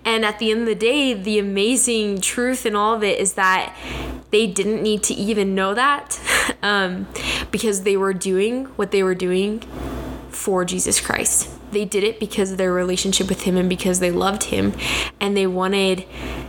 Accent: Kennewick, Washington, United States; moved away as an adult; now in Rexburg, United States; I grew up in Kennewick, Washington

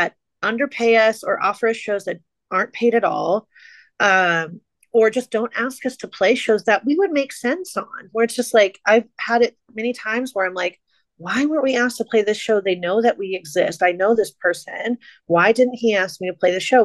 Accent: Fresno, California, United States; we're from Fresno

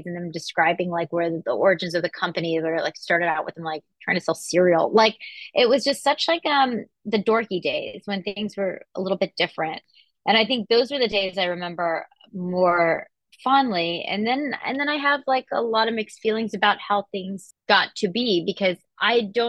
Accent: Atlanta, Georgia, United States; growing up in Atlanta, Georgia

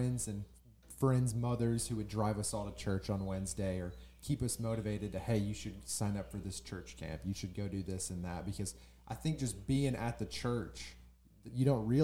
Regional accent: Carrollton, Texas, United States; moved away as an adult; now in Little Rock, United States; I grew up in Carrollton, Texas, which is a suburb of downtown Dallas

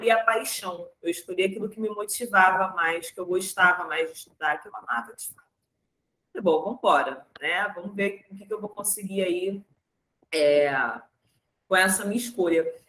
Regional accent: Rio de Janeiro, Brazil; eu sou daqui do Rio de Janeiro, né, para quem estiver ouvindo, sou carioca, cresci no subúrbio do Rio de Janeiro, de uma família majoritariamente negra

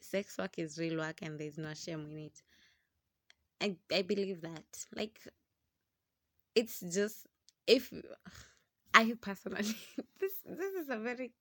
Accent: Kenya; being Kenyan, being in a country where sex is never discussed

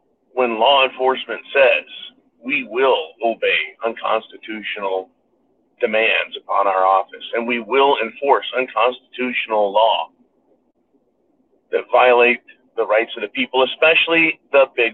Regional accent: rural Northern California, United States; I was back in my home state, my home county in California, rural Northern California

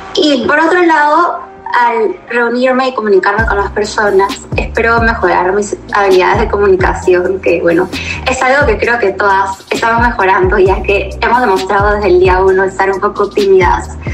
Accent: Lima, Peru; soy de Lima, Perú

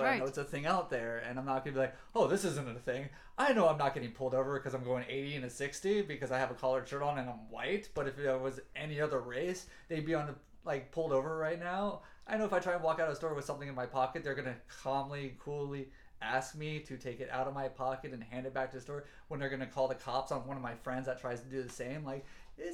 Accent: the South, United States; I'm from the South

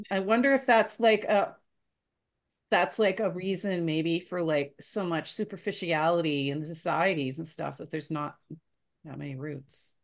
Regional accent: Canada; as a Canadian

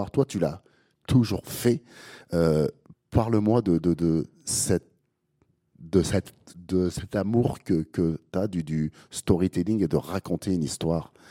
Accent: Guadeloupe, France; also born or lived in Metropolitan France; Euh, je suis, je suis né en France métropolitaine, mais j'ai grandi en Guadeloupe.

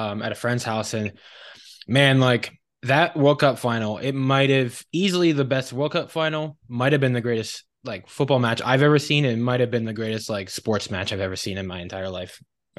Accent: United States; at least from my perspective and growing up in the United States

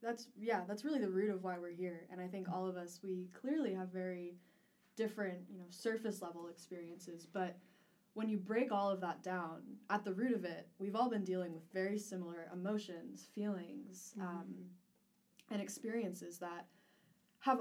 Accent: New York area, United States; moved away; I'm originally from the New York area.

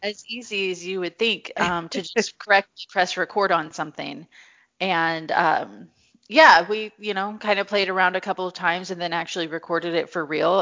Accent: Missouri, United States; I grew up in Missouri

